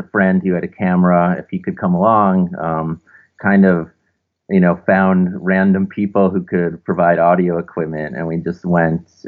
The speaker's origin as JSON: {"language": "English", "town": "Milwaukee", "region": "Wisconsin", "country": "United States", "moved": "yes", "lives_now": "Brooklyn, United States", "said": "So I'm originally from Milwaukee, Wisconsin. So originally from the Midwest, but I currently live in Brooklyn, New York."}